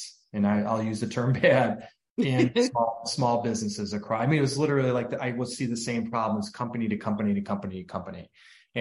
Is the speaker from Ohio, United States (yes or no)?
yes; Cleveland, Ohio, United States; I grew up in the Cleveland, Ohio area